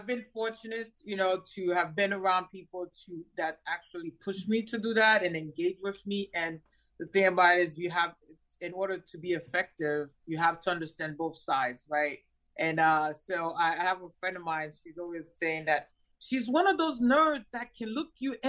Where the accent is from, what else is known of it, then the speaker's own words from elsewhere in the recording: New York, United States; moved away as an adult; also born or lived in Haiti; now in Florida, United States; I came to the United States when I was 10, grew up in New York